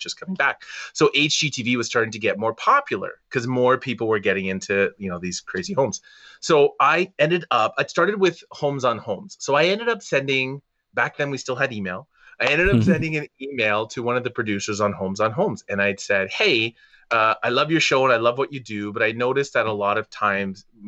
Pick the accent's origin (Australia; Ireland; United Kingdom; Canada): Canada; Toronto, Ontario; I was from Toronto